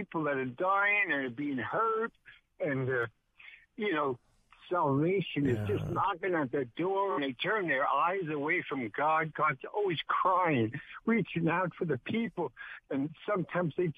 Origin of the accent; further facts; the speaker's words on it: New York, United States; also born or lived in Far Rockaway; now in Grove City, United States; I grew up in New York